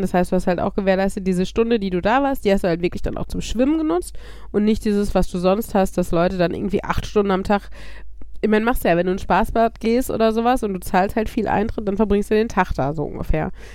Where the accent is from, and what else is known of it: Germany